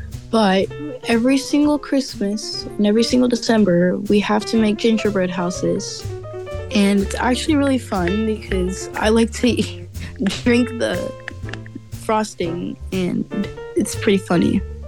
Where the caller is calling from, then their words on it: California, United States; I'm calling from California.